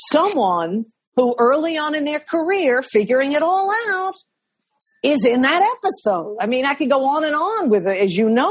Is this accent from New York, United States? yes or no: yes; New York City, New York, United States; I was born in Manhattan Hospital